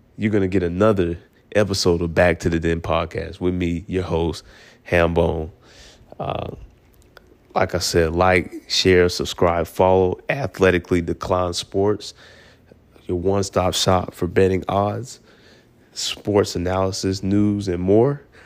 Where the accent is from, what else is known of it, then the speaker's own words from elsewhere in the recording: Atlanta, Georgia, United States; I'm from Atlanta